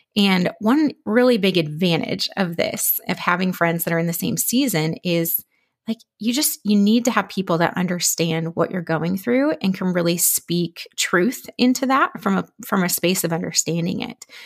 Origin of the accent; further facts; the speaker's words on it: Minnesota, United States; moved away as an adult; also born or lived in Philadelphia; now in Dallas, United States; we're actually originally from Minnesota